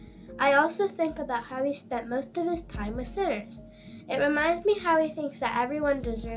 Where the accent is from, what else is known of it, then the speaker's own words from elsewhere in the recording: Bakersfield, California, United States; I'm 10 years old. I'm from Bakersfield, California.